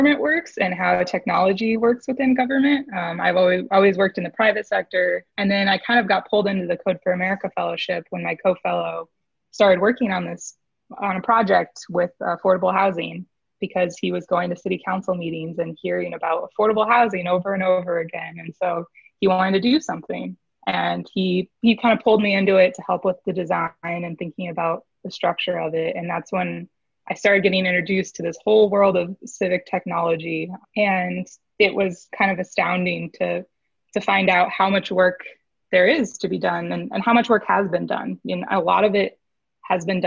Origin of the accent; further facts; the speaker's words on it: Des Moines, Iowa, United States; moved away as an adult; also born or lived in St. Louis / Chicago; now in Austin, United States; I grew up in Des Moines, Iowa